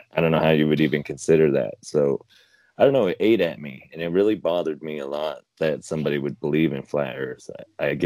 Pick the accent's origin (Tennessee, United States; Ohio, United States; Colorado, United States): Colorado, United States; Fort Morgan; smaller towns where I grew up in Fort Morgan